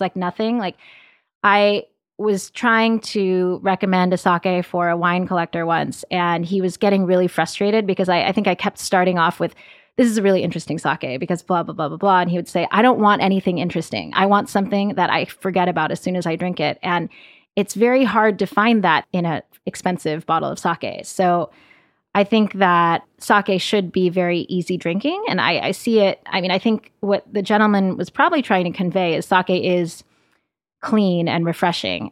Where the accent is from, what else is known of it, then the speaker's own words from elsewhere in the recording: South Los Angeles County, California, United States; now in New York, United States; I grew up in South Los Angeles County